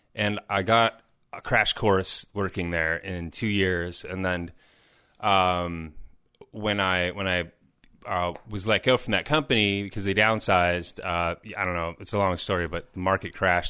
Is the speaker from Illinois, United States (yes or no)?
yes; Chicago, Illinois, United States; also born or lived in Madison; I was living in I don't know, six different places in Chicago. Tha, that's my hometown